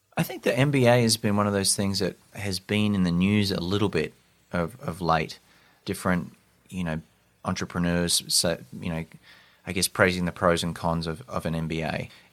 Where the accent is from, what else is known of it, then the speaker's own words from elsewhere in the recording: Australia; moved away as an adult; also born or lived in London; I'm from Australia